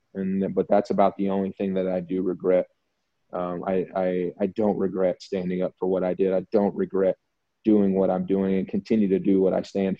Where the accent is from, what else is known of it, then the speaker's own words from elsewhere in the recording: the South, United States; moved away as an adult; also born or lived in Alabama / Louisiana; now in Mexico; I grew up in the South. I was raised in the South, and And I went to college in the South